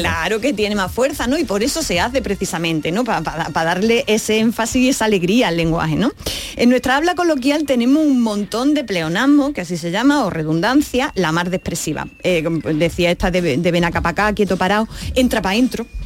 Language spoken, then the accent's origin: Spanish; Andalusia, Spain